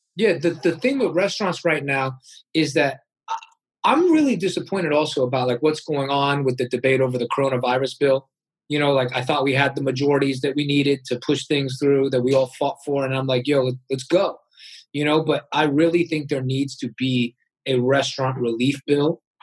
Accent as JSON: {"language": "English", "country": "United States", "tie": "born or raised there", "said": "I was born in America"}